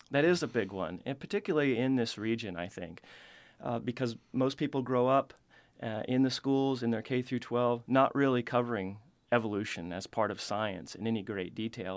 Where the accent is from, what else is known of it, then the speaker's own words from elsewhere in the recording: the Ozarks, Missouri, United States; now in Tennessee, United States; I grew up in Missouri, in the Ozarks, which is a really cave-rich region.